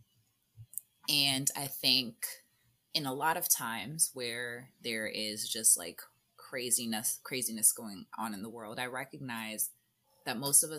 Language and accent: English; United States; we're Americans, and like, as I mean, even as Black Americans